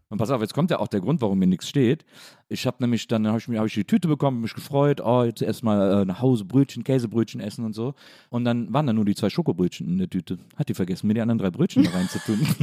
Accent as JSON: {"language": "German", "town": "Wesseling", "region": "North Rhine-Westphalia", "country": "Germany", "tie": "born or raised there", "said": "ich bin in Wesseling aufgewachsen"}